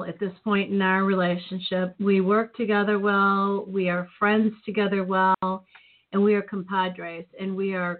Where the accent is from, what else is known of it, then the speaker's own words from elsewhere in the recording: Chicago, Illinois, United States; when I was growing up in Chicago in the city, we had Officer Friendly